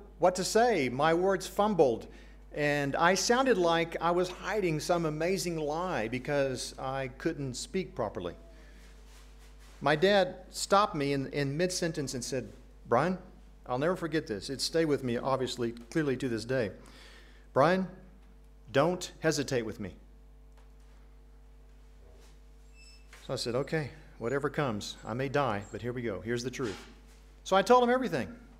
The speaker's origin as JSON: {"language": "English", "town": "Accra", "region": "Greater Accra", "country": "Ghana", "tie": "born or raised there", "moved": "yes", "lives_now": "United States", "said": "I grew up in Accra, Ghana"}